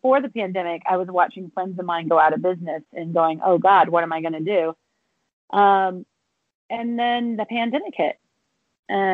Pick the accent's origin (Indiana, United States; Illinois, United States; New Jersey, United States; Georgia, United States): Indiana, United States; now in Los Angeles, United States; I'm from Indiana